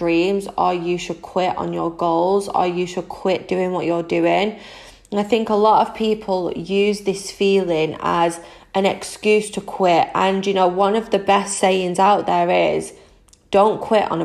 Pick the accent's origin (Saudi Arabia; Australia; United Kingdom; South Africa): United Kingdom; Manchester, North West England; I am 25 from Manchester in the UK